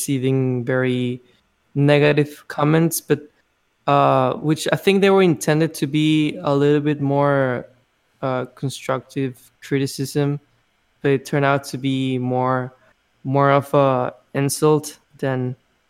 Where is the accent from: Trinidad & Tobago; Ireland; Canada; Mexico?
Mexico; born or raised there; moved away as an adult; now in United States